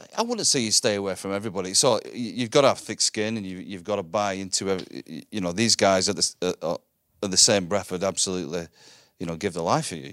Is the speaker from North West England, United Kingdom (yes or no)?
yes; Wigan, North West England, United Kingdom; I grew up in Wigan in the, in the glory, the glory days